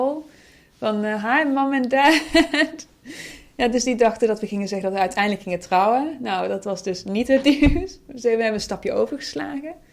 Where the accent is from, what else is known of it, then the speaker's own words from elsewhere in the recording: Netherlands; born there; ja, maar ik ben ook geboren in Nederland.